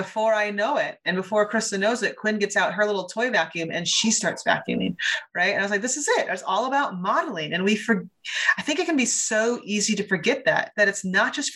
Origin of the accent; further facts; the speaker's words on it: Ames, Iowa, United States; I grew up in Ames, Iowa